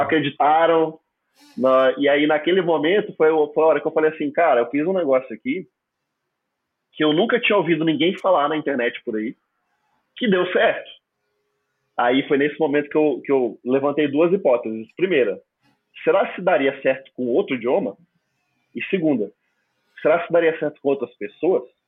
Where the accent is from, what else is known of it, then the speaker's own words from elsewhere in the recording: Palmas, Tocantins, Brazil; first language Portuguese; na minha cidade de Palmas Tocantins